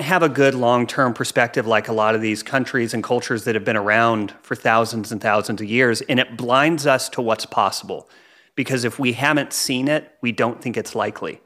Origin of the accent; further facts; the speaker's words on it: United States; as American